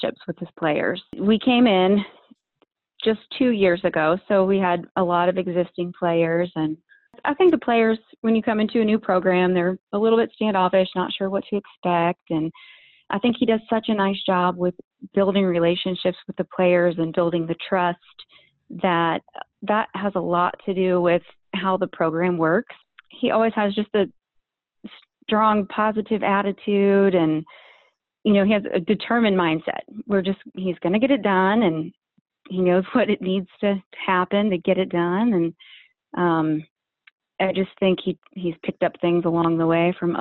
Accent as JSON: {"language": "English", "town": "Columbus", "region": "Ohio", "country": "United States", "tie": "born or raised there", "said": "I grew up in Columbus, Ohio"}